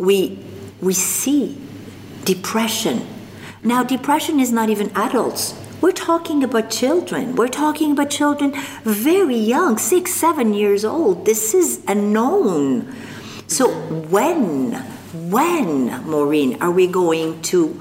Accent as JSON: {"language": "English", "country": "Algeria", "tie": "born or raised there", "also_born_or_lived": "Morocco", "first_language": "French", "second_language": "English", "moved": "as an adult", "lives_now": "Canada", "said": "I was born in North Africa, in Morocco, and I grew up in Algeria"}